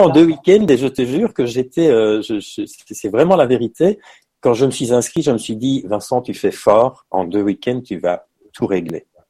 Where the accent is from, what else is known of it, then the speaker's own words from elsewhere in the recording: Belgium; moved away as an adult; now in Paris, France; je suis belge hein, parce que je tiens à ça. Voilà, c'est, je suis né en Belgique, j'ai vécu en Belgique